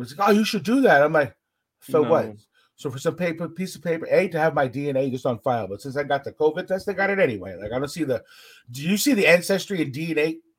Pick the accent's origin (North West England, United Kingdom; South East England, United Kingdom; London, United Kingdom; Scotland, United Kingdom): Scotland, United Kingdom; Like, yo, where are you from? I'm like, Scotland.